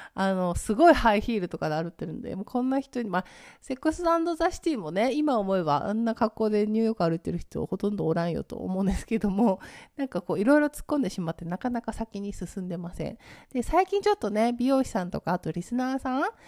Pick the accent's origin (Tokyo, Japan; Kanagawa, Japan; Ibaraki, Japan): Ibaraki, Japan; moved away; 私の出身地茨城県